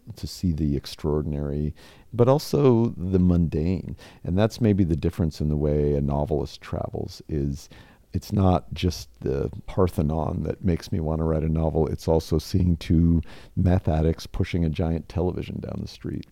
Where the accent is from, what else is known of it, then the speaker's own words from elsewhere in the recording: Spokane, Washington, United States; my hometown, Spokane, Washington